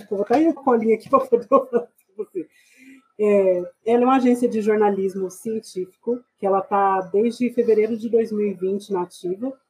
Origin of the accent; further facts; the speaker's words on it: São Paulo, Brazil; also born or lived in Goiás; Eu nasci aqui em São Paulo mesmo. Eu sou paulistana, é, nasci na região do Capão Redondo, morei lá durante um bom tempo. Minha infância foi parte lá.